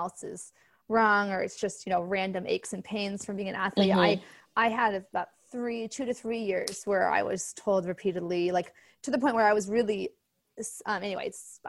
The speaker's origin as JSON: {"language": "English", "town": "Seattle", "region": "Washington", "country": "United States", "also_born_or_lived": "California", "moved": "yes", "said": "I'm from Seattle, where there's a lot of Caucasian and Asian, but not as many African-American."}